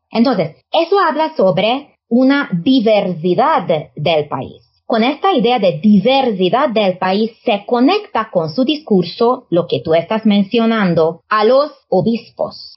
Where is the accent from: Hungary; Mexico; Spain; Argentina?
Hungary